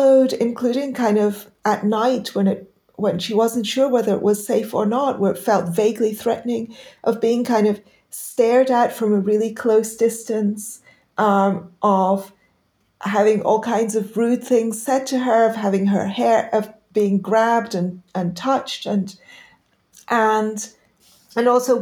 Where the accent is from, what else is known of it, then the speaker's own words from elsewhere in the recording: London, United Kingdom; also born or lived in Pakistan; I grew up initially in Pakistan, but most of this happened actually after I came to the U.K.